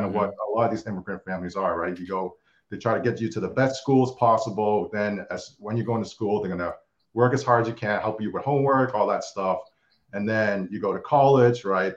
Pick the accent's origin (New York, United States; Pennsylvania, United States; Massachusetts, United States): Massachusetts, United States; Boston; from Boston, grew up, born and raised in Boston.